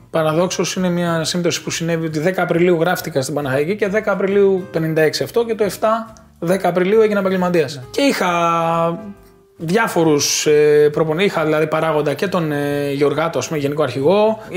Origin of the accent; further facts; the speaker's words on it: Patras, Western Greece, Greece; moved away; also born or lived in Athens; όταν μετακομίσαμε στην Πάτρα εμεί από την Αθήνα, το 91, ήμουνα δύο χρονών σχεδόν.